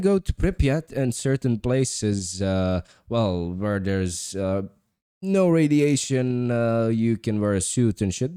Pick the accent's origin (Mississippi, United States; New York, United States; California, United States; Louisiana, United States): New York, United States; I'm from New York